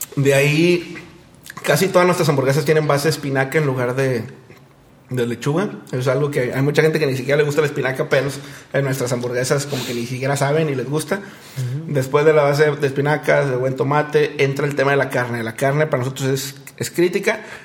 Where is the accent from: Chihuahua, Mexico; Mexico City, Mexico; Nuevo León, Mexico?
Nuevo León, Mexico; Monterrey; somos un negocio regio de chavos